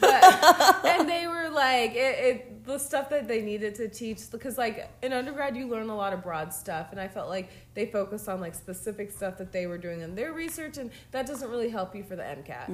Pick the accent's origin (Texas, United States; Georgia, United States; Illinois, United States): Georgia, United States; I'm from Georgia